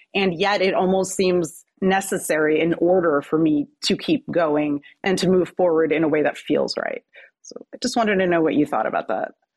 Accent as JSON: {"language": "English", "region": "New Jersey", "country": "United States", "said": "I'm from New Jersey"}